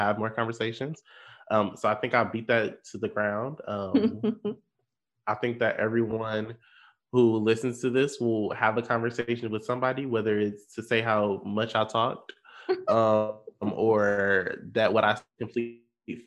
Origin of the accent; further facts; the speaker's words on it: Benton Harbor, Michigan, United States; moved away as an adult; now in Grand Rapids, United States; I tell people I'm from Michigan